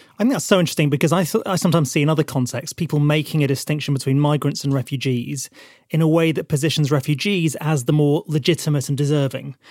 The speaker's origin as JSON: {"language": "English", "town": "Burnley", "region": "North West England", "country": "United Kingdom", "tie": "born or raised there", "said": "from the north of England, from a town called Burnley"}